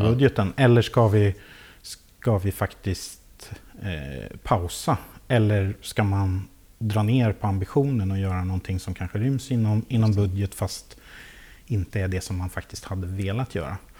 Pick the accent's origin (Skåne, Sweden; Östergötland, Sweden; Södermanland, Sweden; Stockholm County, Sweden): Södermanland, Sweden; Lästringe; also born or lived in Nyköping; now in Vagnhärad, Sweden; så är jag uppväxt i, i Lästringen